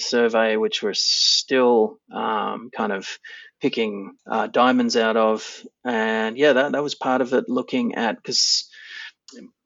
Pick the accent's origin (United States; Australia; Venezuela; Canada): Australia; mid-north coast of New South Wales; also born or lived in Fiji; I grew up on the mid-north coast of New South Wales in Australia